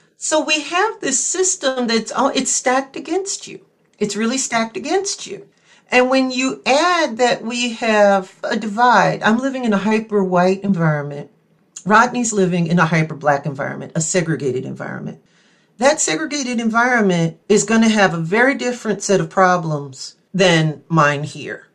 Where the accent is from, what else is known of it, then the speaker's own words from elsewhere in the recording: between Slidell and New Orleans, Louisiana, United States; also born or lived in Columbus / Los Angeles; now in Eau Claire, United States; I'm from Louisiana. I grew up in between Slidell and New Orleans